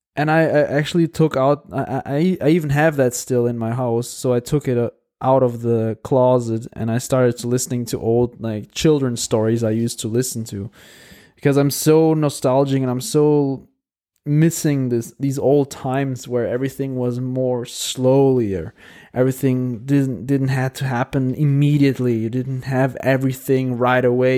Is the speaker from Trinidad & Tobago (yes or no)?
no; Porto, Norte, Portugal; moved away as an adult; I'm sitting right now here in Porto in my hometown